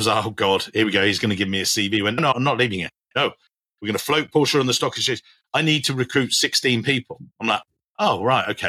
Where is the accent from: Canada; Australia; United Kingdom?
United Kingdom; England; as an English guy